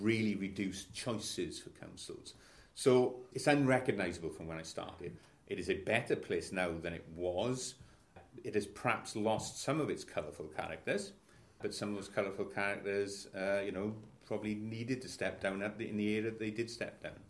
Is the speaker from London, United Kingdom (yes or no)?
no; Ebbw Vale, Gwent, South Wales Valleys, United Kingdom; I'm from Aberfyle. I'm from the South Wales Valleys. Coming up to my 58th birthday. As I say, a native of Gwent